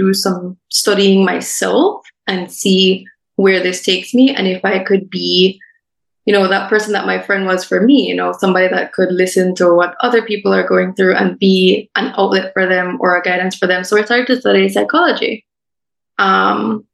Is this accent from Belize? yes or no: yes; Belize City, Belize District, Belize; 21 years old, born and raised in Belize City.